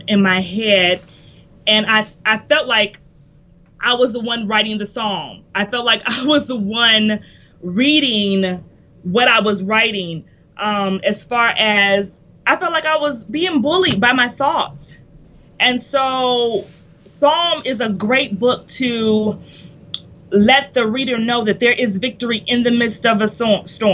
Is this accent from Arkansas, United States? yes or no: no; Indiana, United States; moved away as an adult; also born or lived in Kentucky; I'm originally from Indiana